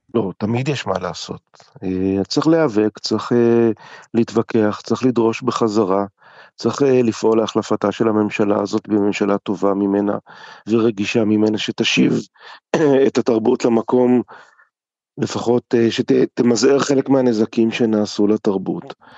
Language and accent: Hebrew; Jerusalem, Jerusalem District, Israel; גם אני גדלתי בירושלים וגם אני גדלתי בספריות